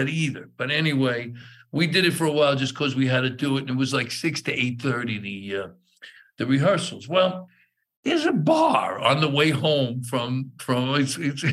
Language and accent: English; New York City, New York, United States; I grew up in East New York and Brooklyn